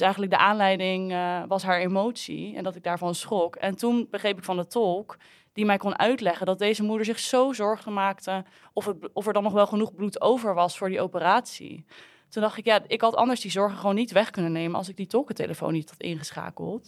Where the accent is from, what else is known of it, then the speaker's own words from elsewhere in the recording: Netherlands; als Nederlanders